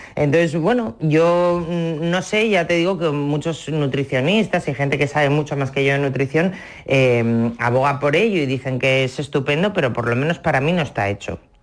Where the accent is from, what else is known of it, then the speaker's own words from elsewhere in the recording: Asturias, Spain; en mi casa, como tú decías al principio, somos asturianos